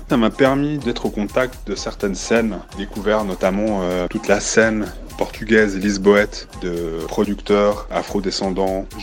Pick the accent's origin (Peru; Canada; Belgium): Peru; born there; also born or lived in Syria / Morocco; trajectoire où je suis né au Pérou, j'ai vécu en Syrie et au Maroc.